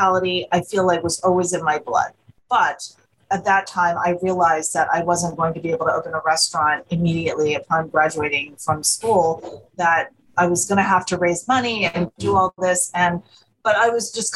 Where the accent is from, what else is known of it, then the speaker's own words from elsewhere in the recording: Monmouth County, New Jersey, United States; moved away as an adult; now in Philadelphia, United States; I'm originally from the Northern New Jersey shore. I grew up in a small little town in Monmouth County, New Jersey, and I came to Philadelphia to go to college in the mid-80s, and I have never left.